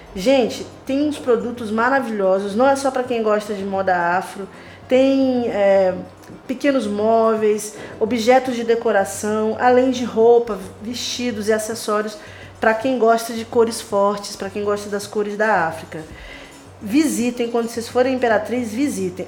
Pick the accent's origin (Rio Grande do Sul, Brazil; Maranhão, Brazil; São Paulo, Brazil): Maranhão, Brazil; como maranhense que sou